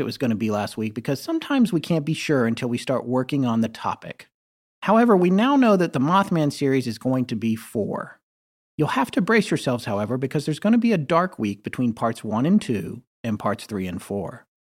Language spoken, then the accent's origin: English; the South, North Carolina, United States; being from the South